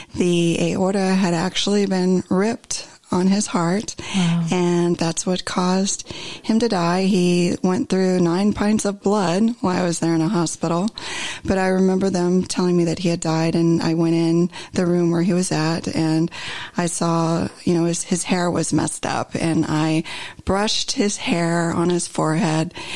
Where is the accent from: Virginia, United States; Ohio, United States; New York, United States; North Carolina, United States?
Ohio, United States; moved away as an adult; now in Southern California, United States; So I grew up in the Midwest, in Ohio actually, and lived there the majority of my life until 2016 when I had relocated to Southern California.